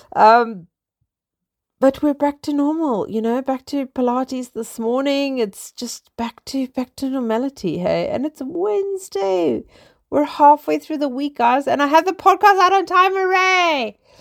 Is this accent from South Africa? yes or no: yes; South Africa; now in London, United Kingdom; I am originally South African. I live in England. I live in London.